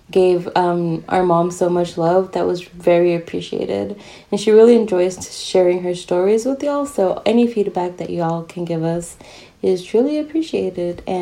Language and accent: English; United States; I'm American.